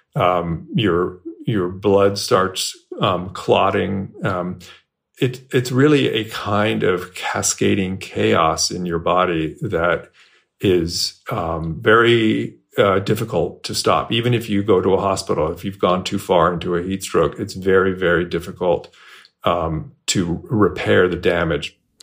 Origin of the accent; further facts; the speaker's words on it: Bay Area, California, United States; moved away as an adult; now in Texas, United States; I moved to Texas four years ago, and um, I grew up in the Bay Area, California